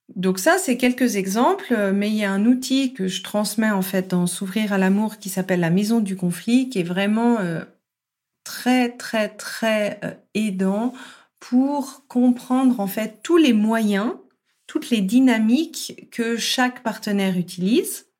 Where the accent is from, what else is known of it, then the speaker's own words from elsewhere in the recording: France; je suis française à la base